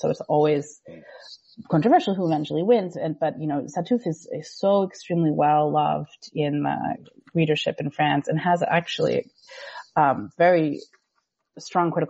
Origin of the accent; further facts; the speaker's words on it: United States; as an American